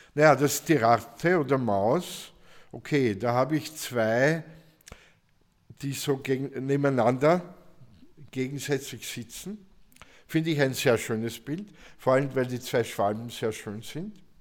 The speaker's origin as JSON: {"language": "German", "region": "South Burgenland", "country": "Austria", "tie": "born or raised there", "said": "ich komme aus dem Burgenland, Südburgenland, ja. Da hat es keine Asiaten gegeben, ja. Also nicht in dem, ich komme vom Land"}